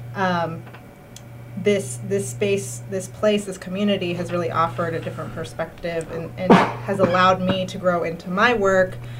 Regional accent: California, United States; moved away as an adult; now in Berkshires, United States; I'm originally from California, born and raised, and um, my parents are from Mexico City originally

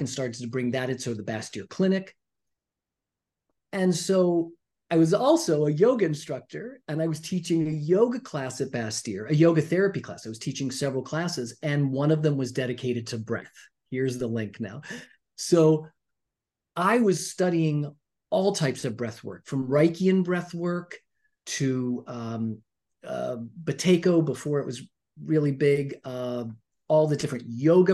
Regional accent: Pittsburgh, Pennsylvania, United States; I'm from Pittsburgh. I grew up in Pittsburgh in the 70s and 80s.

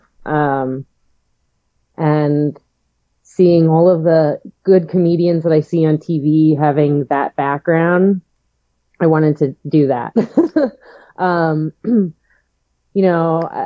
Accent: Northeast Ohio, United States; moved away as an adult; also born or lived in New York; now in Cleveland, United States; I'm from the Northeast Ohio area

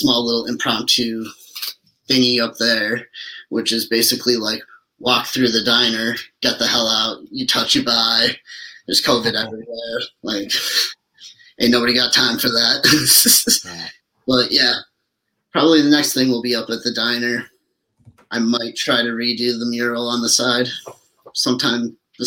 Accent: Lansing, Michigan, United States; it's my hometown.

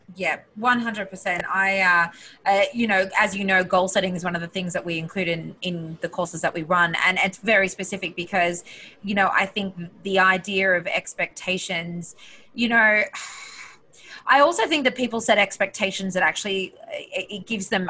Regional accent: Australia; moved away; I'm this girl from Australia

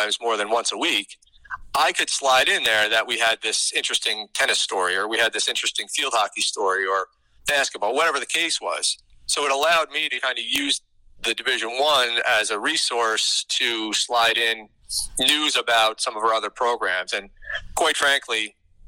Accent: Capital Region, New York, United States; I'm from the Capital Region

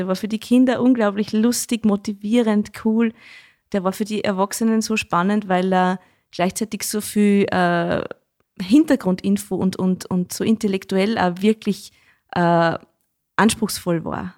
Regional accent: Schneeberg, Lower Austria, Austria; Das sage ich als gebürtige Schneebergerin nicht, weil bei uns sagt man ja Dudeln zum Jodeln

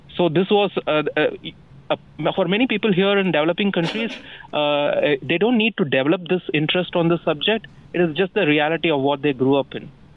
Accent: India; also born or lived in Bengaluru, India

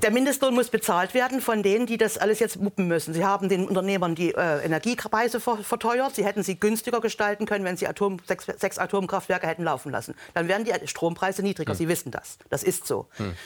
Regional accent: East Germany, Germany; Ich komme aus der Planwirtschaft. Ich habe das noch als erwachsener Mensch erlebt

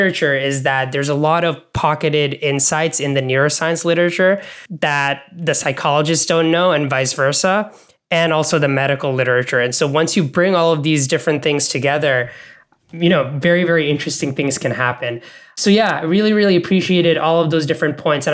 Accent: Bangladesh; also born or lived in Canada / American South, United States; now in United States; I grew up in Bangladesh, moved to Canada, now I'm in the United States.

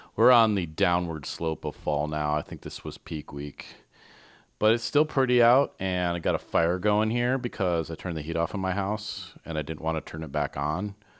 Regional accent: Michigan, United States; accent: Michigan; moved away; I'm very sensitive to my Michigan accent because I never knew I had one until I came up here

